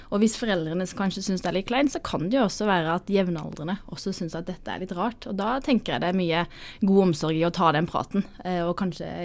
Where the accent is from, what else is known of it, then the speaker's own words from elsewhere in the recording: Sørlandet, Norway; er sørlending